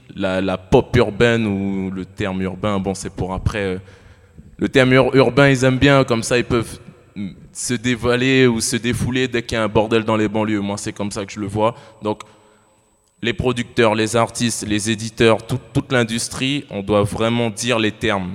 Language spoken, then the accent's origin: French; French Guiana; Moi, je viens de la Guyane